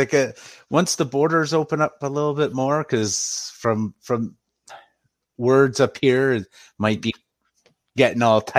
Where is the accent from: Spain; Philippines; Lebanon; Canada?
Canada; being a Canadian boy born and raised on hockey